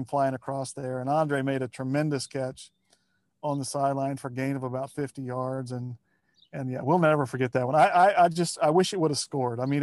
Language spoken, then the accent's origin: English; Lima, Ohio, United States; I was born in Lima, Ohio